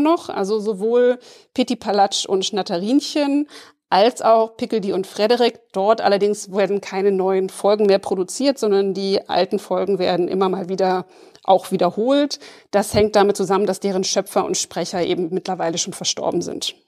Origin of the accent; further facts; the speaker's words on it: West Germany, Germany; ich bin auch in der Bundesrepublik im Westen aufgewachsen, aber mit dem Ostsandmännchen